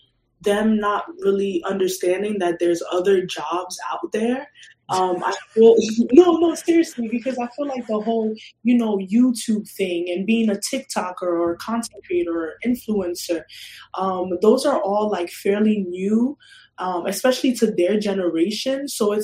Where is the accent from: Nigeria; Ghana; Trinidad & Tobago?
Ghana; Like, if anything, we're from Ghana. They've seen a lot of hardship. They worked hard to come here.